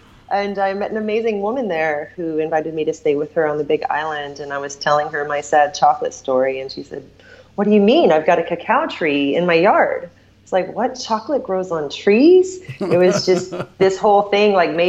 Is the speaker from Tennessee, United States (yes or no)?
yes; Southeast Tennessee, United States; also born or lived in Portland / Sedona / Asheville, North Carolina; now in California, United States; I'm from Southeast Tennessee, so it was kind of my old stomping ground.